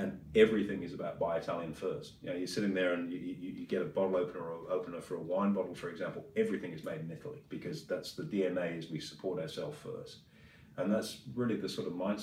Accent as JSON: {"language": "English", "town": "Swindon", "region": "South West England", "country": "United Kingdom", "tie": "born or raised there", "moved": "yes", "lives_now": "Australia", "said": "the town I grew up in Swindon"}